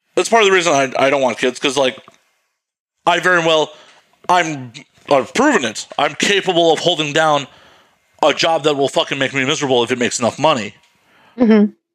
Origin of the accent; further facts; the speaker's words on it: Midwest, United States; I grew up in the Midwest